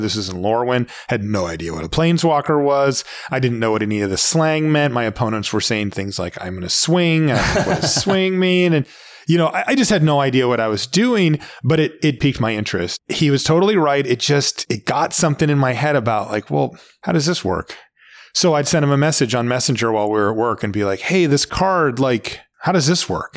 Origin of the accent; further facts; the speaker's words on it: Seattle, Washington, United States; I grew up in Seattle. Uh, I'm from here originally, and I've never actually moved away